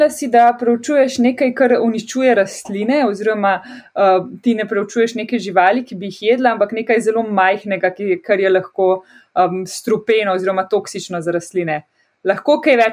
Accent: Ptuj, Drava, Slovenia; prihajam iz Ptuja.

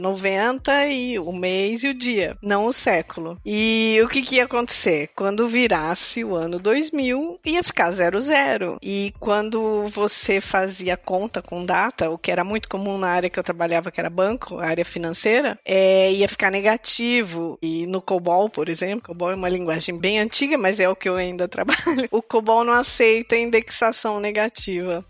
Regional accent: Campinas, São Paulo, Brazil; moved away as an adult; now in Portugal; eu nasci em Campinas, no interior de São Paulo

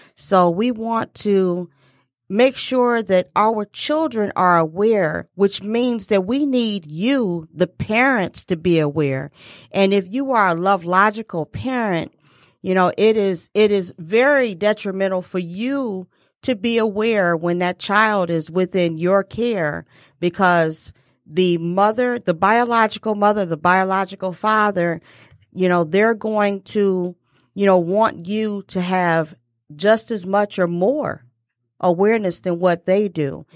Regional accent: Detroit, Michigan, United States; growing up in Detroit

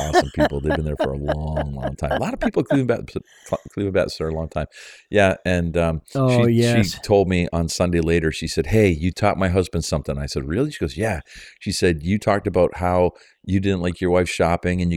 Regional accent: Canada; I'm a Canadian

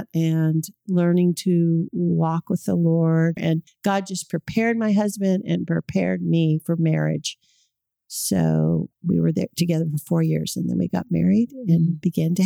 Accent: California, United States; moved away as an adult; now in Oklahoma, United States; I grew up in California. I've lived here in Oklahoma for 40 years

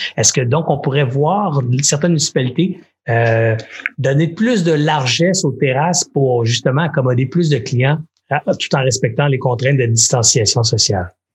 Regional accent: Longueuil, Quebec, Canada; j'ai grandi à Longueuil

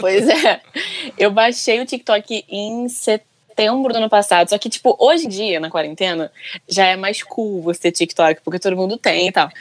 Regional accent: Rio de Janeiro, Brazil; Eu sou do Rio, né? E eu trabalho com teatro musical aqui no Rio

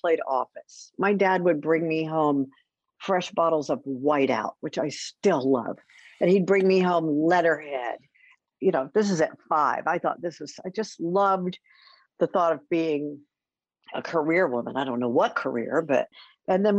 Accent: College Station, Texas, United States; I grew up in College Station

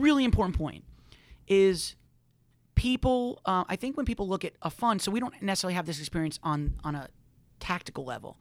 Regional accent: New York, United States; growing up in New York

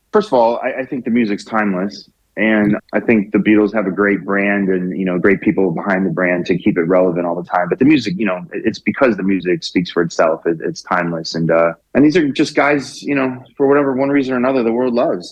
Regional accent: Orlando, Florida, United States; I'm from Orlando

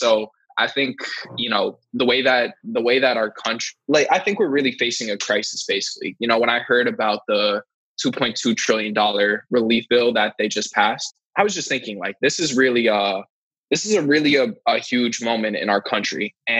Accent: United States; as an American

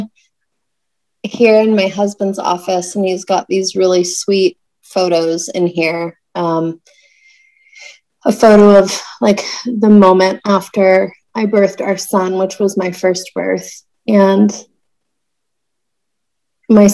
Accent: Tucson, Arizona, United States; also born or lived in Houston, Texas; moved from Houston to Tucson, which is my hometown.

